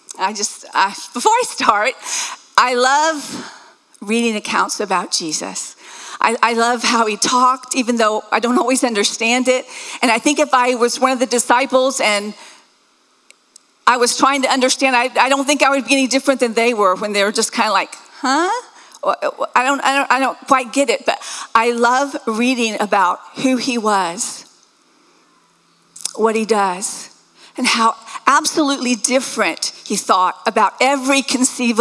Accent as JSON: {"language": "English", "region": "the South", "country": "United States", "tie": "born or raised there", "said": "I was raised in the South"}